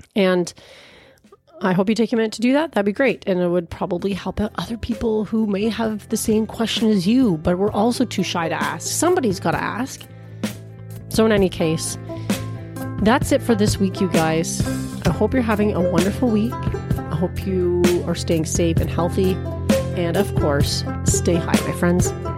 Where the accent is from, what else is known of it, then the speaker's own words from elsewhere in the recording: Peterborough, Ontario, Canada; here in my hometown of Peterborough, Ontario